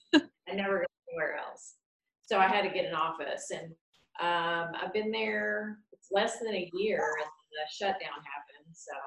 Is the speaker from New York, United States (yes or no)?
yes; New York, United States; now in Columbus, United States; I'm from the New York area. But we've been here over 20 years, both of us.